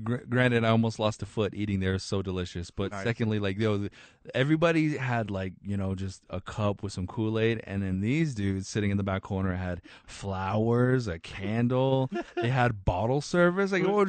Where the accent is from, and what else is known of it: Farmington, New Mexico, United States; born or raised there; also born or lived in Shiprock, New Mexico / Albuquerque, New Mexico